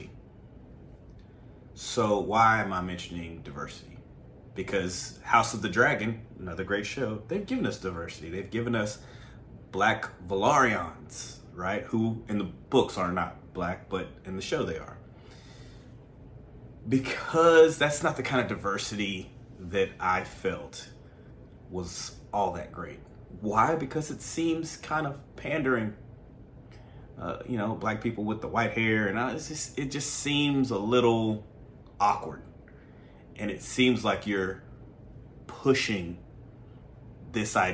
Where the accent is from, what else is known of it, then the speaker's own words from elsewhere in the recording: the South, United States; I'm from the South